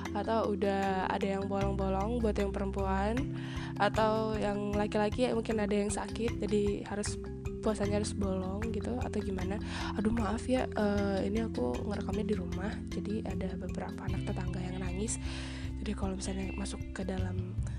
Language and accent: Indonesian; Palembang, South Sumatra, Indonesia; aku kan orang Palembang banget nih aku I'm proud to be Palembang nis